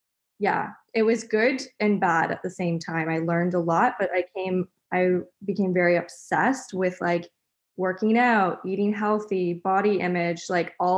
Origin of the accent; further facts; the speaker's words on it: Ottawa, Ontario, Canada; also born or lived in North Vancouver, British Columbia; now in Comox, Canada; I grew up in Ottawa